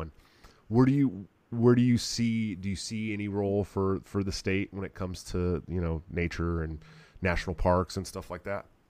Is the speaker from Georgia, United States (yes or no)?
no; Bay Area, outside of Oakland, California, United States; now in Iowa, United States; I'm from the Bay Area, California, outside of Oakland.